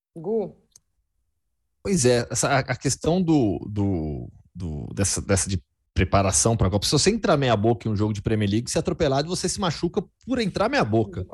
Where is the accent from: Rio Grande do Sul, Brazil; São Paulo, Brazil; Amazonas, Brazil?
São Paulo, Brazil; Campinas; also born or lived in Belo Horizonte / Betim / São Carlos; E aí lá fiquei, cresci, é, é, fiz faculdade em Campinas também, então eu sou, sou de Campinas